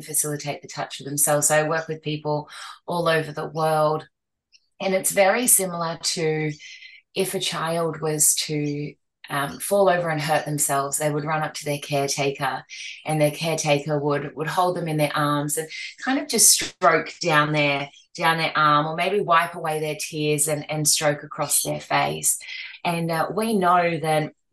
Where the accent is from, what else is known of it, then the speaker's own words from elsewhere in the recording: Australia; now in Gold Coast, Australia; I'm from Australia, specifically the Gold Coast in Queensland